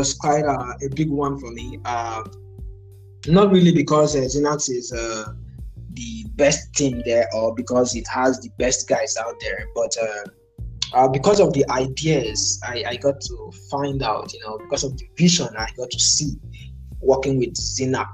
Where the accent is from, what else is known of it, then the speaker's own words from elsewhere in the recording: Nigeria; So I am Nigerian.